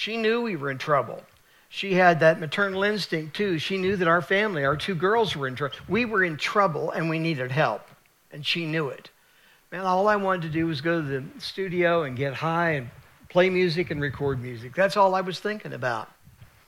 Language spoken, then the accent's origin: English; United States; I was born in America